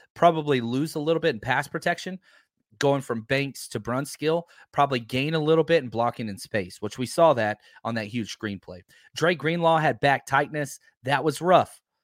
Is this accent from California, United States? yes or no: no; Texas, United States; I grew up in Texas